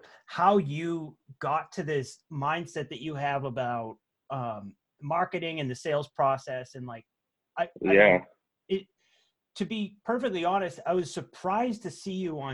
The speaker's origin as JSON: {"language": "English", "town": "Boston", "region": "Massachusetts", "country": "United States", "tie": "born or raised there", "moved": "as an adult", "lives_now": "Seattle, United States", "said": "I spent my whole life in Boston, but I moved to Seattle like 2 years ago"}